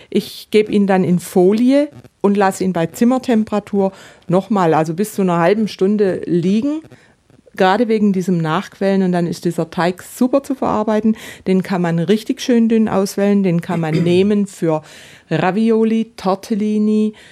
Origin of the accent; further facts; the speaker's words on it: Baden-Württemberg, Germany; Und da gibt es, also ich komme ja aus dem Südbadischen und im Südbadischen gibt es die Bubespitzle